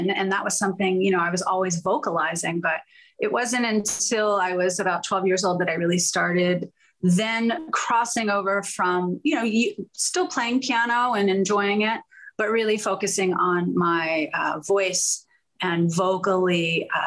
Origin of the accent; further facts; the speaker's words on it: Pittsburgh, Pennsylvania, United States; born there; also born or lived in Houston; I was born in Pittsburgh.